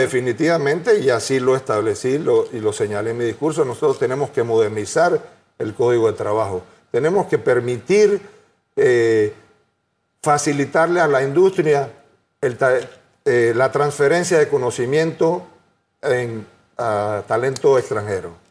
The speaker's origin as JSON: {"language": "Spanish", "country": "Panama", "said": "Yo soy panameño, creo en este país"}